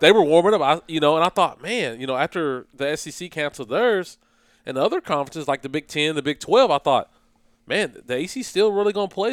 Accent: Flemingsburg, Kentucky, United States; I'm from Fleming's, I'm from Fleming's birth, Fleming County. If people don't know where it's at, it's eastern part of Kentucky, in between Moorhead and Mount Sterling. Played basketball there

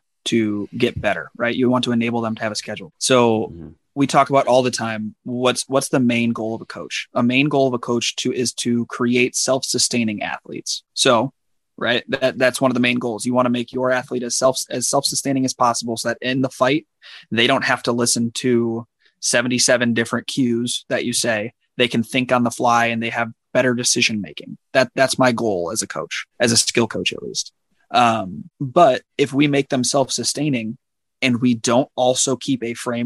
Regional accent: Chicago, Illinois, United States; I grew up in Chicago

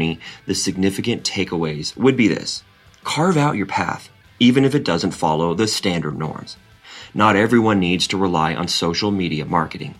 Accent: Seattle, Washington, United States; moved away as an adult; now in San Francisco, United States; I'm originally from Seattle, a city known for its vibrant arts culture

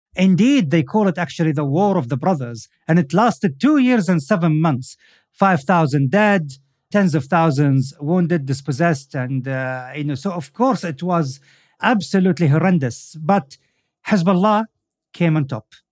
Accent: Al Khobar, Eastern Province, Saudi Arabia; in my hometown, Al-Khubar, in Saudi Arabia

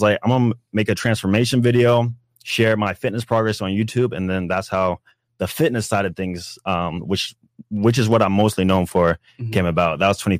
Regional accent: Jacksonville, Florida, United States; moved away as an adult; also born or lived in South Georgia; I'm from Jacksonville, North Florida, but I went to college in South Georgia.

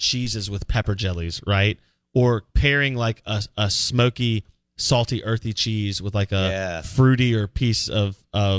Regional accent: the South, United States; we're from the South for real

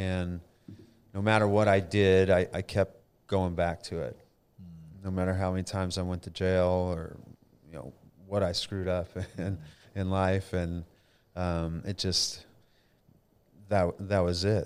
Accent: Denton, Texas, United States; also born or lived in Flower Mound, Texas; I was born in Denton, Texas, so local boy

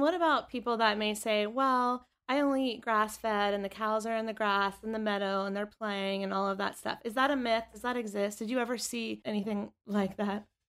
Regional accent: North Carolina, United States; North Carolina, my home state

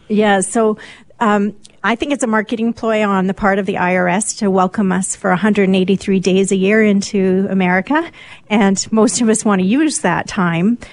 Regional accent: Vancouver, British Columbia, Canada; moved away; I was actually born in Vancouver and it's my hometown.

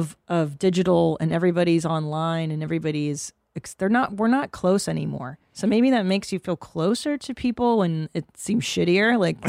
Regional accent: Windsor, Ontario, Canada; I was born in Windsor, Ontario

